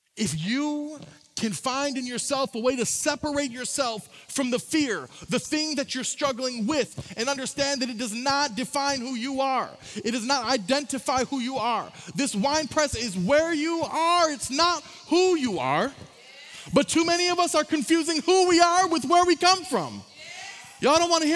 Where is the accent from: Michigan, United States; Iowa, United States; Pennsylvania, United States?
Michigan, United States; Saginaw; I'm from Saginaw, Michigan. It's where I was born. It's where I'm from. It's where I grew up.